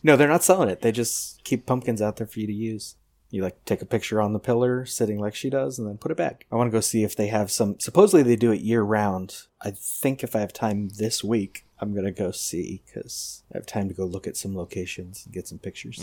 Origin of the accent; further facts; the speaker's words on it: Pasadena, California, United States; I grew up in Pasadena